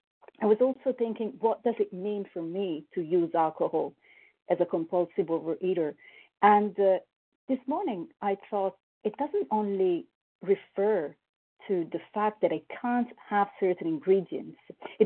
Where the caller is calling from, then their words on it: Paris, Île-de-France, France; I'm calling from Paris, France.